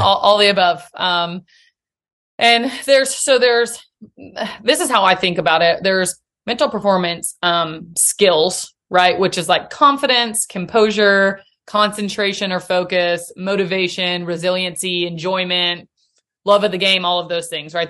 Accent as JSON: {"language": "English", "town": "Nashville", "region": "Tennessee", "country": "United States", "tie": "born or raised there", "also_born_or_lived": "Chattanooga", "said": "born and raised in Nashville."}